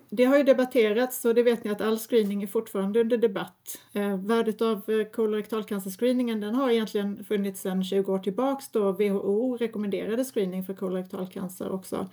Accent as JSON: {"language": "Swedish", "town": "Lund", "region": "Skåne", "country": "Sweden", "said": "jag är från Lund ursprungligen"}